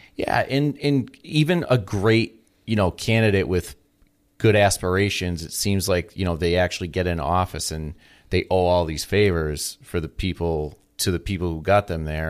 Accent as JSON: {"language": "English", "region": "Massachusetts", "country": "United States", "moved": "yes", "lives_now": "Illinois, United States", "said": "I come from Massachusetts"}